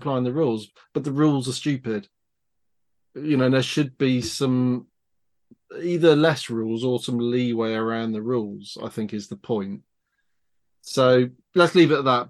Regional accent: United Kingdom; I'm British

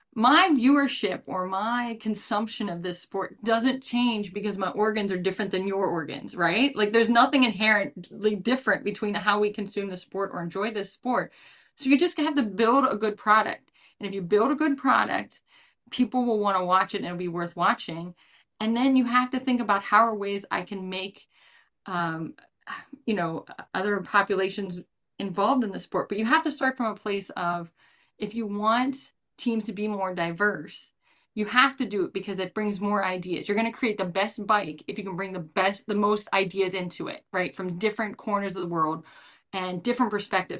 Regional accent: United States; as an American fan

